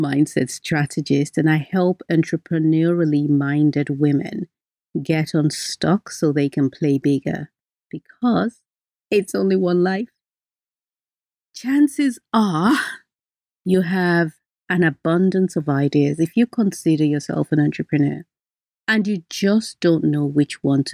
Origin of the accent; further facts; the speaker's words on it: Nigeria; I'm Nigerian, so even though the instructions said 20 minutes, that Nigerian in me jumped out